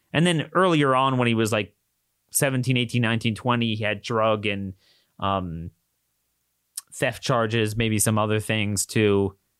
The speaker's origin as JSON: {"language": "English", "town": "Baltimore", "region": "Maryland", "country": "United States", "tie": "born or raised there", "said": "my hometown, Baltimore"}